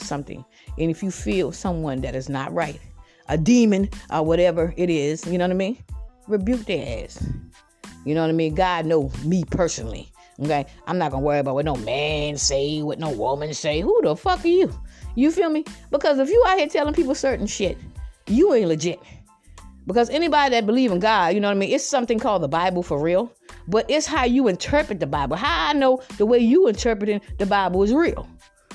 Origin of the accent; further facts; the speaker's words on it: Georgetown, South Carolina, United States; moved away; I'm from Georgetown, South Carolina.